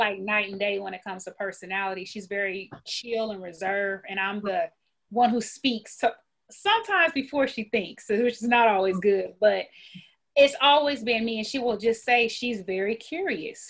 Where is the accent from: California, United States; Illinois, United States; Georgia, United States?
Illinois, United States; Peoria; now in Texas, United States; I'm from Illinois, actually Peoria, Illinois